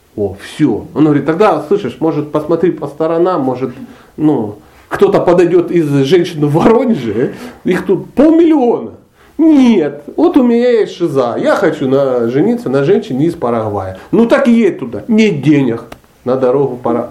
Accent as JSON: {"language": "Russian", "town": "Dnipro", "region": "Dnipropetrovsk Oblast", "country": "Ukraine", "tie": "born or raised there", "also_born_or_lived": "Karelia / Sochi", "moved": "as an adult", "said": "Я ломанулся из Днепропетровска, ну, города, в котором я родился"}